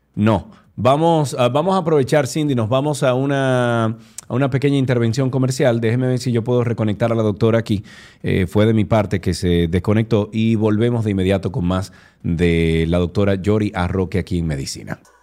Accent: Santiago, Dominican Republic; estamos usted y yo solos aquí, dos santiagueros

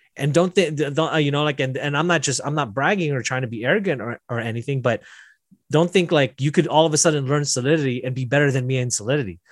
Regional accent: Las Vegas, Nevada, United States; I'm from Las Vegas

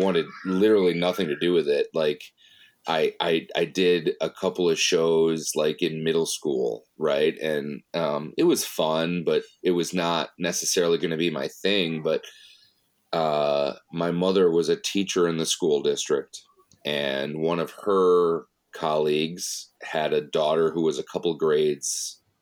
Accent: Chittenango, New York, United States; moved away as an adult; also born or lived in Brockport, New York; now in Rochester, United States; I grew up outside of Syracuse in a little suburb called Chittenango

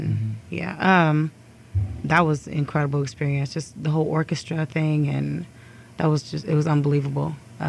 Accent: Columbus, Ohio, United States; I grew up in Columbus.

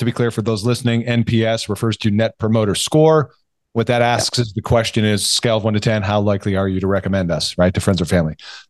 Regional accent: California, United States; You're in LA, but nearby. I'm from Orange County.

